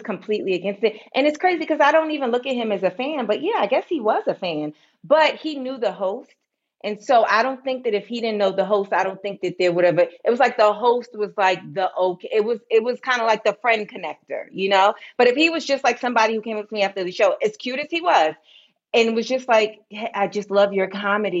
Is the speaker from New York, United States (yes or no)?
yes; New York, United States; I grew up in New York